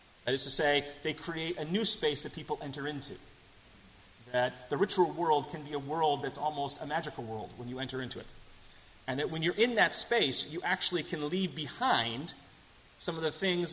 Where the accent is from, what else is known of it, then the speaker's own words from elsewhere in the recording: Boston, Massachusetts, United States; accent: thick American; moved away as an adult; also born or lived in England; I had a thick American accent and I tend to talk too fast because I'm from Boston